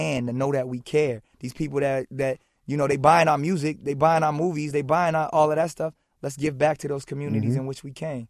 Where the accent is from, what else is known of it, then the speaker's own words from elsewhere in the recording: Brooklyn, New York, United States; Nah. I'm a kid from Brooklyn, so.